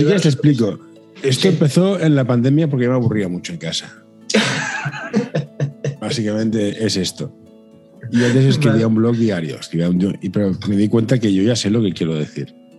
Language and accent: Spanish; Catalonia, Spain; siendo yo catalán, ¿eh? ya que decimos cosas, yo, soy catalán